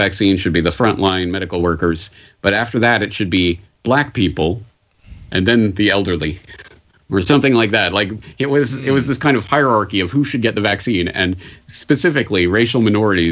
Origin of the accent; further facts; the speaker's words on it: Canada; now in Japan; I'm a Canadian in Japan